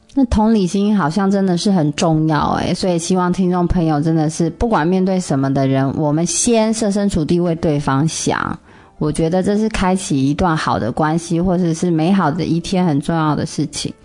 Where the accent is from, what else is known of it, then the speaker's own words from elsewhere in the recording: Taiwan; moved away; 我们台湾人